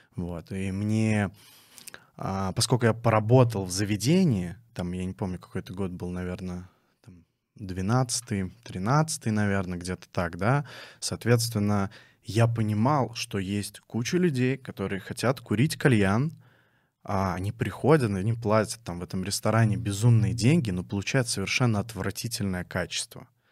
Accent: Dzerzhinsk, Nizhny Novgorod Oblast, Russia; now in Nizhny Novgorod, Russia; Я родился в городе Дзержинск, Нижегородской области

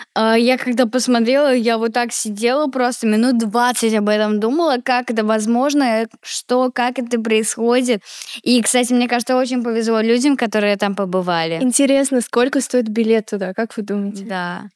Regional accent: Saint Petersburg, Russia; я, кстати, родилась в Питере

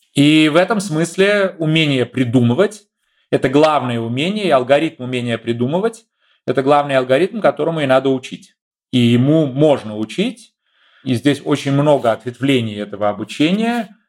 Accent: Saint Petersburg, Russia; moved away as an adult; now in Germany; в э, моем родном городе, в Ленинграде, в Петербурге

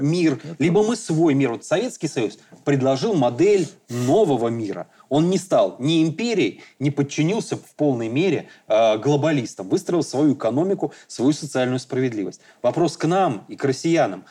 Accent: Belarus; мы, белорусы

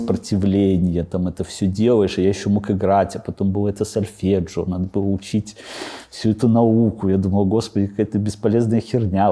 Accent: Babruysk, Mogilev Region, Belarus; moved away as an adult; also born or lived in Astravyets / Mikhalishki / Minsk; Бобруйске прошло мое детство. На самом деле я вообще родился в Островце

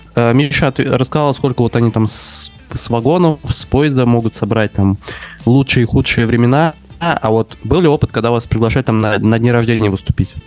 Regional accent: Moscow, Russia; moved away as an adult; now in Barcelona, Spain; я вырос в этом районе

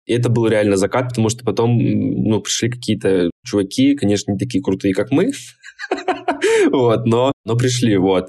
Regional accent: Krasnodar, Krasnodar Krai, Russia; я из Краснодара

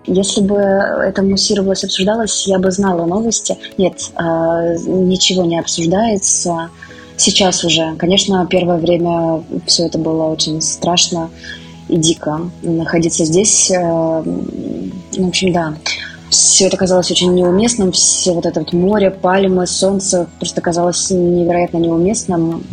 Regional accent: Russia; moved away as an adult; also born or lived in Moscow; now in India; мы из России

